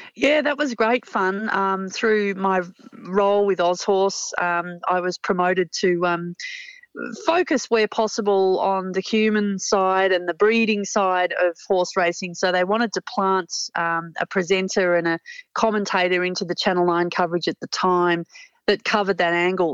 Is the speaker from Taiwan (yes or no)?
no; Australia; also born or lived in Hong Kong; my longing to get back to being Australian and, and grassroots of Australian bush life after my time in Hong Kong